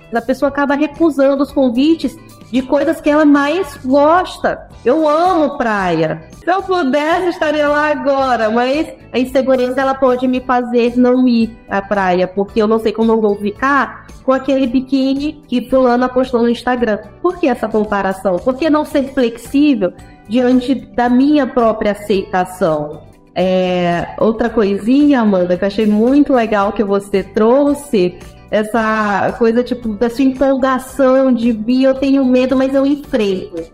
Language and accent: Portuguese; São Luís, Maranhão, Brazil; Cresci, nasci em São Luís do Maranhão